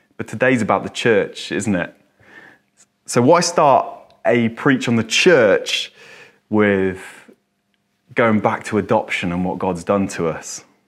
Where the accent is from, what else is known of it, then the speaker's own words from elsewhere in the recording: England, United Kingdom; I'm English. This is my culture. This is my background